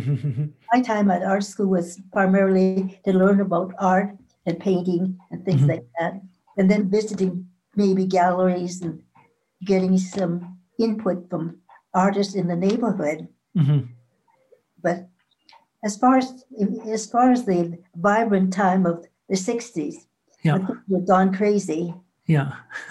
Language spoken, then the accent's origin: English; Vancouver, British Columbia, Canada; I grew up in Chinatown. I wasn't born here. When I was about maybe three or four, I was sort of let loose in Chinatown